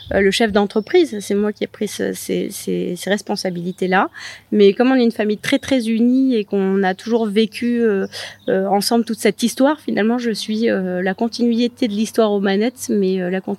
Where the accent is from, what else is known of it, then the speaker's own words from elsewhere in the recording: Lourmarin, Provence-Alpes-Côte d'Azur, France; J'ai été élevée à Lourmarin dans un village où tout le monde était très bienveillant, avait envie de transmettre bah, justement la culture potagère, l'agriculture.